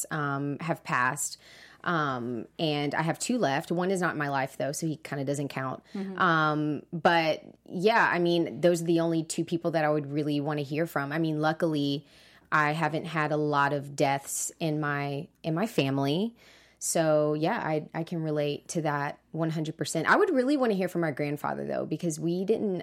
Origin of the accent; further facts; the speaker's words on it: Charleston, South Carolina, United States; I'm actually in my hometown in Charleston, South Carolina